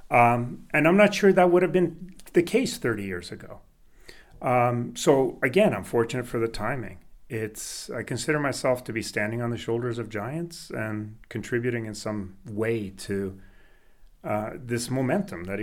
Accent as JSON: {"language": "English", "country": "Canada", "tie": "born or raised there", "also_born_or_lived": "Sweden", "second_language": "English", "said": "I was born in Sweden. I lived in Sweden until I was eight years old, and then we moved to Canada. No language, didn't speak English, thrust into school."}